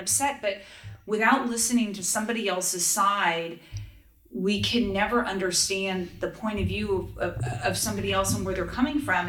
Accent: Los Angeles, California, United States; born or raised there

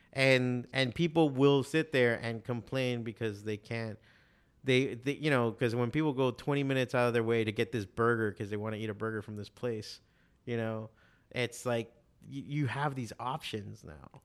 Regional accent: Miami, Florida, United States; also born or lived in Chicago; growing up in Miami

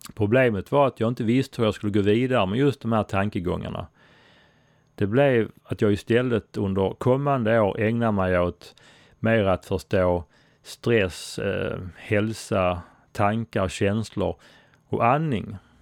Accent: Sweden; Jag är svensk

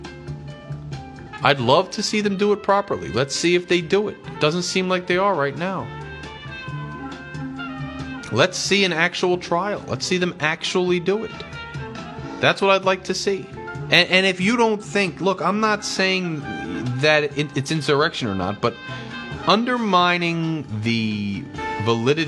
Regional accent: United States; as an American

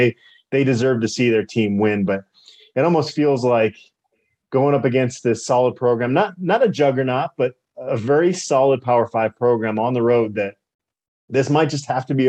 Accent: Minneapolis, Minnesota, United States; moved away; I was born in Minneapolis

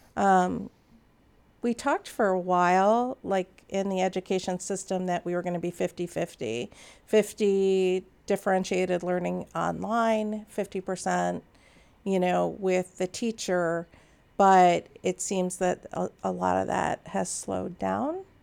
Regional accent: Naperville, Illinois, United States; I grew up in Naperville

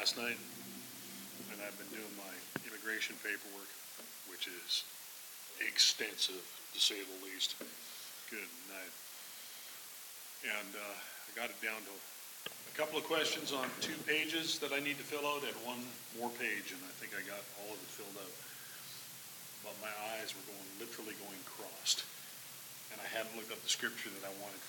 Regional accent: Canada; born or raised there

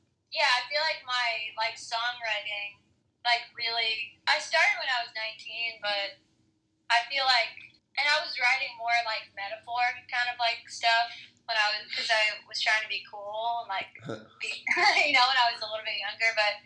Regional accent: New York, United States; because I'm from New York

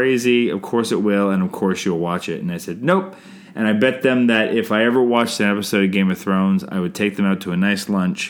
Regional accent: Canada; I'm Canadian filmmaker

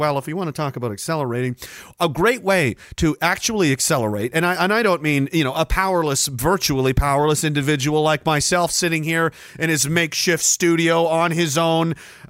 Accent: Canada; Don't harm me. I'm Canadian.

